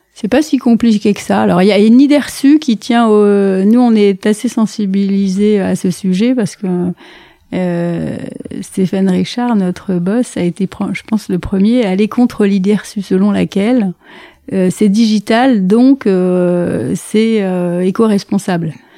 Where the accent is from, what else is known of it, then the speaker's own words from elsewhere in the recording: La Valette-du-Var, Provence-Alpes-Côte d'Azur, France; moved away as an adult; now in Paris, France; Je viens du sud de la France. Euh, donc c'est des bords de la Méditerranée. Donc euh, ma famille est plutôt marseillaise, mais en fait comme c'est une famille d'officiers de marine, ils ont dérapé un petit peu vers Toulon et toute cette région-là, de la Valette du Var, en plus précisément